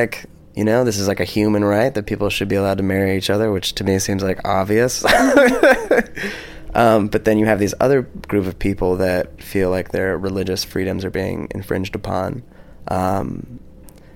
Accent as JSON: {"language": "English", "country": "United States", "moved": "yes", "said": "as an American"}